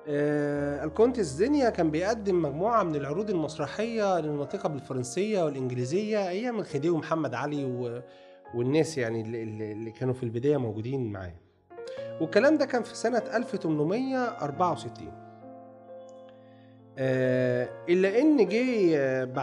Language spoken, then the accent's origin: Arabic; Alexandria, Alexandria Governorate, Egypt; اول مسرح تم انشائه وتم تاسيسه انشا واسس في اسكندريه اه اه اسكندريه عندنا في اسكندريه